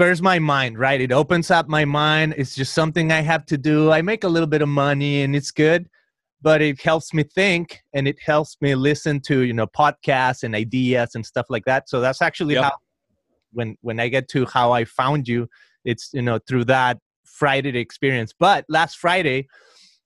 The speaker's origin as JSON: {"language": "English", "town": "Guadalajara", "region": "Jalisco", "country": "Mexico", "tie": "born or raised there", "moved": "as an adult", "lives_now": "Southern California, United States", "said": "I'm here in Southern California. I'm originally from Guadalajara, Mexico. I've been here about 15 years"}